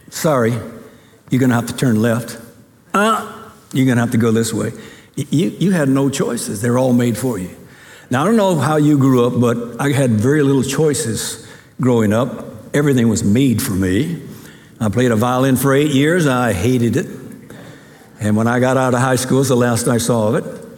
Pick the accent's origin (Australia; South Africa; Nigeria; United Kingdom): Nigeria; Ogbomosho, Oyo; born there; I was born in Ogbomosho, Nigeria.